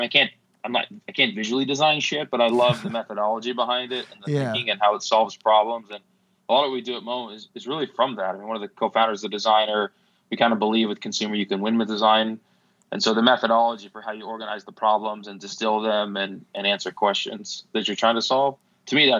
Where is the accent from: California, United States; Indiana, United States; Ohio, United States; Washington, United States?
Washington, United States; Seattle; I grew up in Seattle